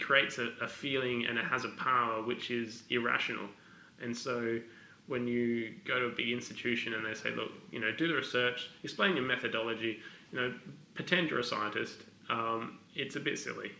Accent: Adelaide, South Australia, Australia; also born or lived in Glasgow; grew up in Adelaide

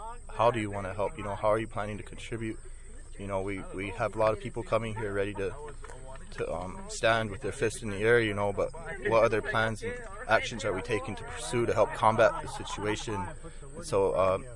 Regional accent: Rosebud Sioux Reservation, South Dakota, United States; I'm from the Soldier Creek community on the Rosebud Sioux Tribe, Sichanglu Reservation

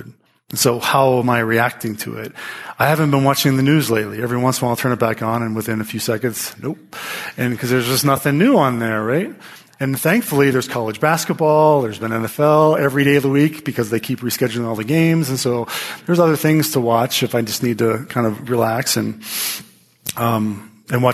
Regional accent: United States; as Americans, as American Christians

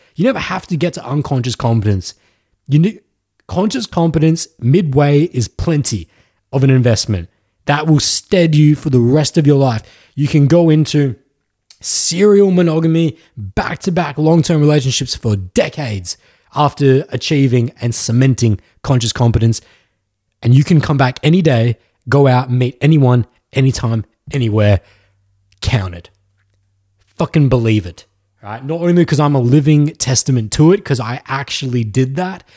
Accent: Australia; accent: Australian; Australian accent

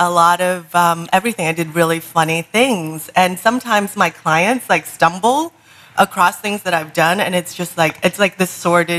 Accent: Minnesota, United States; born or raised there; also born or lived in Vietnam / refugee camps

